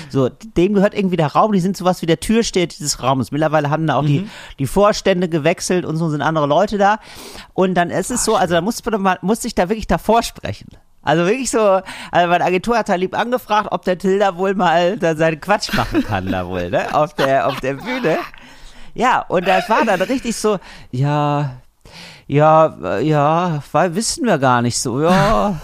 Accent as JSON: {"language": "German", "town": "Geldern", "region": "North Rhine-Westphalia", "country": "Germany", "tie": "born or raised there", "moved": "yes", "said": "ich bin ja aufgewachsen in Geldern"}